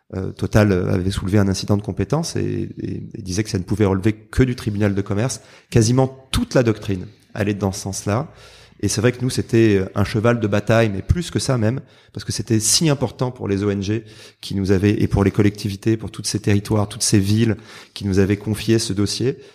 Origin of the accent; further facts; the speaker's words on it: Marseille, Provence-Alpes-Côte d'Azur, France; je suis marseillais